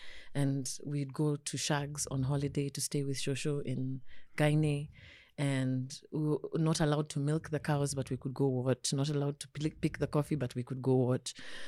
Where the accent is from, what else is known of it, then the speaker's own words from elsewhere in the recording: Ngumo, Nairobi, Kenya; I grew up in Ngumo, then Kuna, then Gumo. That's where I spent my childhood. The same house in Gumo.